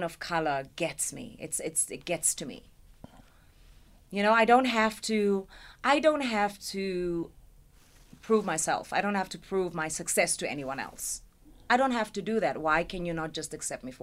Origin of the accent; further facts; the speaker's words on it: South Africa; I'm from South Africa.